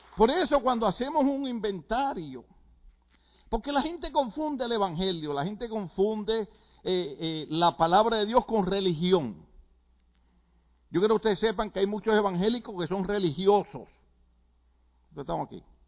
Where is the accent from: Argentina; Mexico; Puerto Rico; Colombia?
Puerto Rico; moved away; en Puerto Rico usted sabe que lo que nos gusta es la salsa